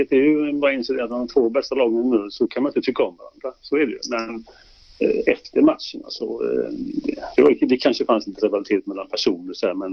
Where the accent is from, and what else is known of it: Sweden